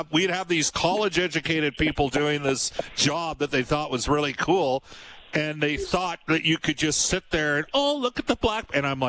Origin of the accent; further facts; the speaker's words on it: Fultonville, United States; I grew up in Fultonville, yeah. and we had deer all the time on our acreage